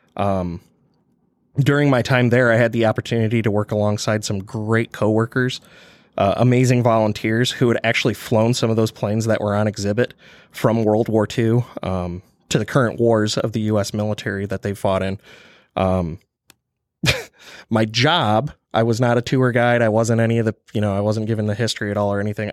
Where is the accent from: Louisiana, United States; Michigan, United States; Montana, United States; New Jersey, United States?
Michigan, United States; eastern; accent: Michigan; moved away as an adult; also born or lived in Kalamazoo, Michigan; now in Kansas, United States; being from Michigan, uh, growing up on the eastern side of the state